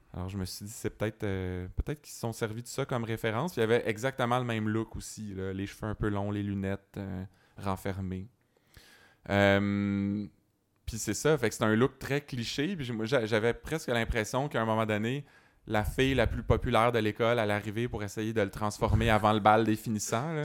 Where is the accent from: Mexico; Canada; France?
Canada; Sherbrooke, Quebec; j'étais à Sherbrooke